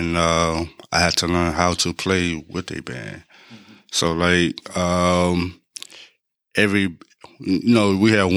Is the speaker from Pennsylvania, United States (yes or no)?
no; New York City, New York, United States; moved away as an adult; now in Memphis, United States; I'm originally from Brooklyn, New York